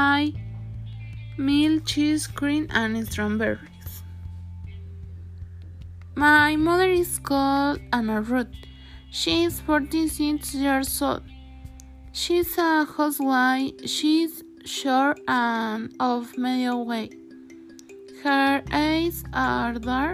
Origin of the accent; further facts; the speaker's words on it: Mexico; I am Mexican